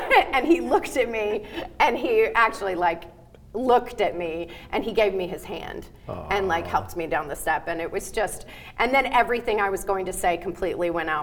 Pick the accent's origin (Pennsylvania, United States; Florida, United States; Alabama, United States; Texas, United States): Alabama, United States; moved away; I grew up in Alabama